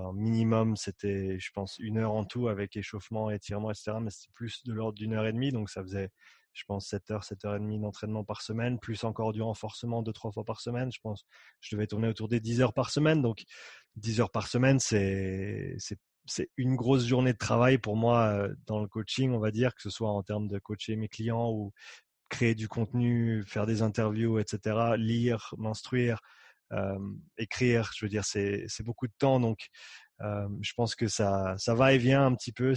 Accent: Nyon, Vaud, Switzerland; moved away as an adult; also born or lived in Canada / Australia; j'ai grandi ici, j'ai grandi à Nyon.

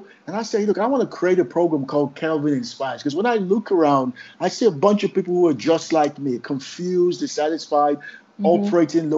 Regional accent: Nigeria; now in United Kingdom; my home country, Nigeria.

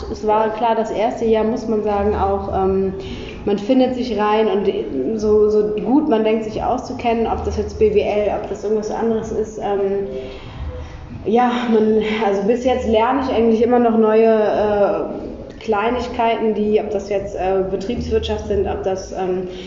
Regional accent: Cologne, North Rhine-Westphalia, Germany; ich komme aus Köln, ähm, bin seit puh, 25 Jahren Kölnerin eigentlich.

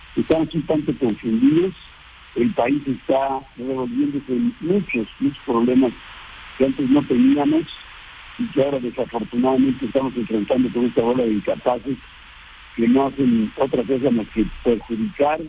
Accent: Mexico; nosotros como mexicanos

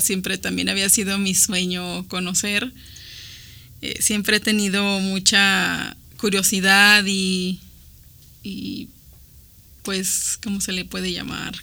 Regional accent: Mexico; Nosotros como mexicanos

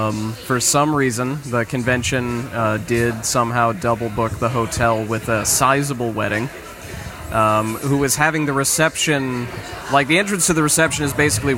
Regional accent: Florida, United States; I'm from Florida.

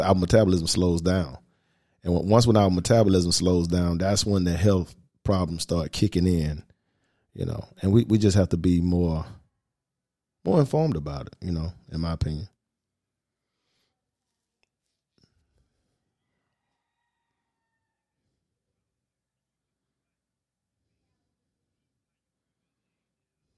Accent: the South, United States; by me growing up in the South, we had to, you know, I remember being a little kid, we ate pork every day

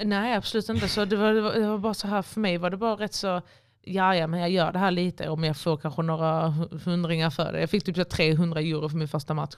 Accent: Helsingborg, Skåne, Sweden; moved away as an adult; now in Malmö, Sweden; Får jag åka till Helsingborg? så jag bodde i min pappas gamla eller hus, alltså mitt, um, där jag växte upp.

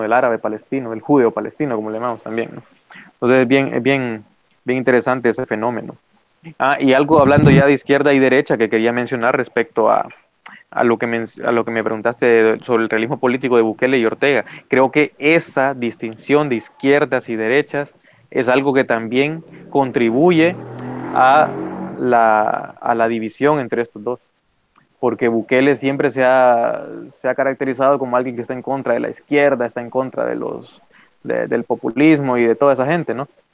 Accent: Honduras; somos de Honduras

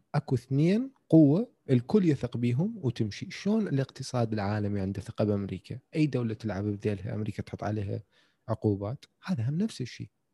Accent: Iraq; بالعراق احنا عندنا

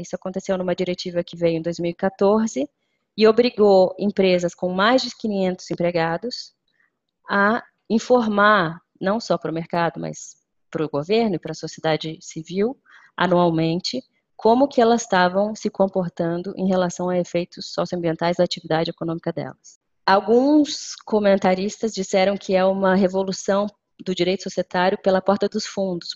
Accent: Brazil; moved away; o Brasil, que é enfim, o país é, de onde eu venho

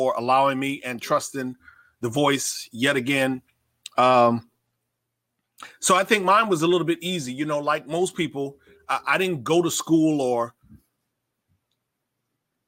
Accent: Davenport, Iowa, United States; I grew up in Davenport, Iowa, so like I absolutely know what it's like to deal with a Midwest winter

